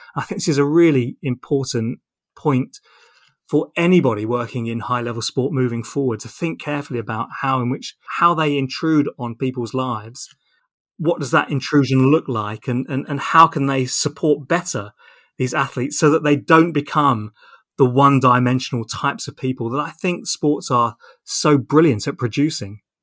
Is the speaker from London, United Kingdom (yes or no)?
no; Portsmouth, South East England, United Kingdom; I grew up in Portsmouth.